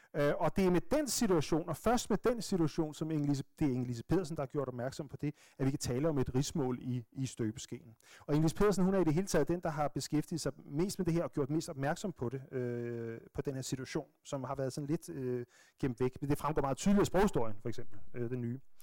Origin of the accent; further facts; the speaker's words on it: Bornholm, Capital Region of Denmark, Denmark; accent: Bornholmsk; moved away; som vi siger på Bornholmsk